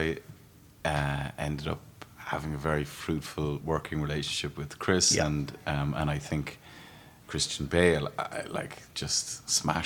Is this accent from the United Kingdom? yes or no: no; Ireland; as an Irishman, to make a film about my country and actually my county where I grew up